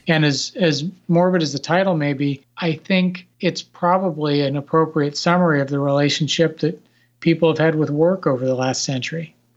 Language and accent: English; Nebraska, United States; now in Washington, D.C. area, United States; I grew up in Nebraska